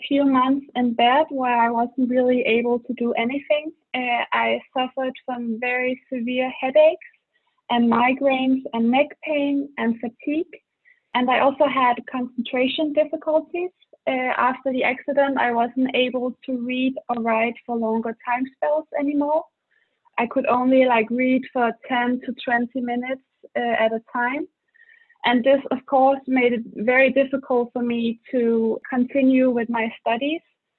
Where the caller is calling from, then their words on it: Denmark; English is a second language; I'm calling from Denmark.